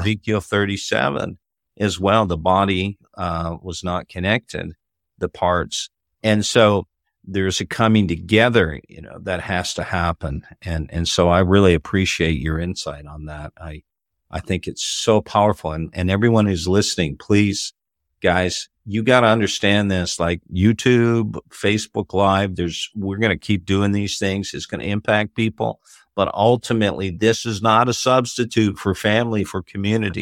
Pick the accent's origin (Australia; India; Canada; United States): Canada; Toronto, Ontario; born or raised there